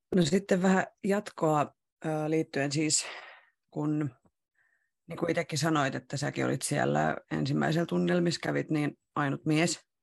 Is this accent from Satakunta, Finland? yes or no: yes; Rauma, Satakunta, Finland; moved away; mä oon Raumalta kotoisin ja aloittanut tanssiharrastuksen silloin Ysärillä ihan alussa